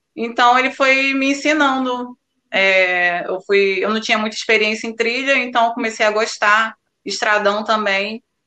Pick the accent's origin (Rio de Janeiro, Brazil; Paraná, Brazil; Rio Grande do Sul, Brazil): Rio de Janeiro, Brazil; Iguaba Grande; sou de Guaba Grande